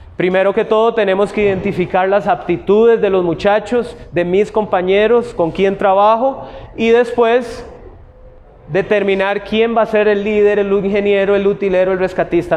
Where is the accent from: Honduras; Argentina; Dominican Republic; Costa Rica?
Costa Rica; como tico